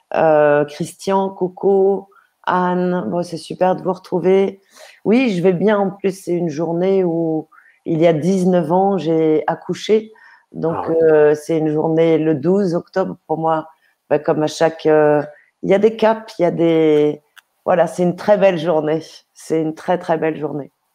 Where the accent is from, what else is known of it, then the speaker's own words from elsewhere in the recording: Paris, Île-de-France, France; je suis née à Paris, euh, dans des familles euh, plutôt aisées